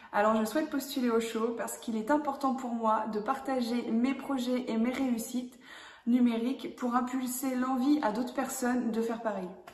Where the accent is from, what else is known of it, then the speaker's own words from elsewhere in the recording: Loir-Lucé-Bercé, Pays de la Loire, France; agir pour ce territoire, mon territoire d'origine